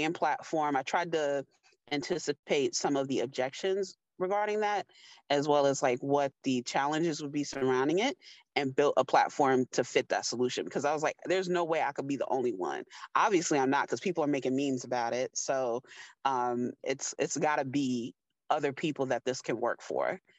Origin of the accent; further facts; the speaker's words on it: New York, United States; I was born in New York